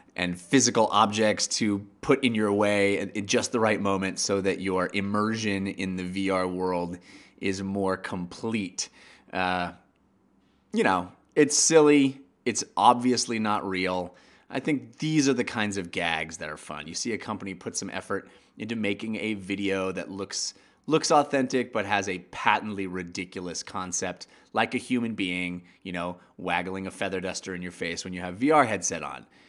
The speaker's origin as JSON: {"language": "English", "area": "Bay Area", "region": "California", "country": "United States", "tie": "born or raised there", "said": "I grew up in the Bay Area"}